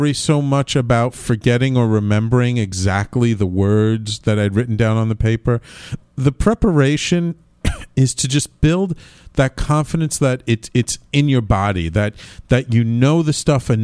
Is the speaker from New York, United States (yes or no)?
yes; New York City, New York, United States; born and bred in Manhattan, grew up in the Bronx. I'm New Yorker